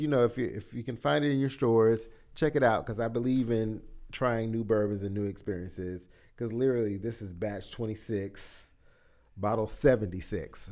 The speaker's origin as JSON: {"language": "English", "region": "South Carolina", "country": "United States", "moved": "yes", "said": "I was from South, from the South Carolina area"}